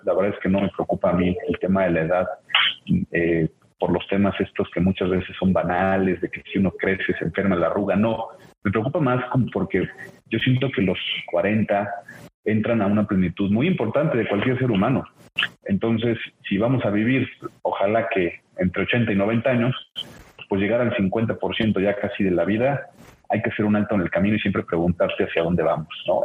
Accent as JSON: {"language": "Spanish", "region": "Puebla", "country": "Mexico", "said": "soy poblano"}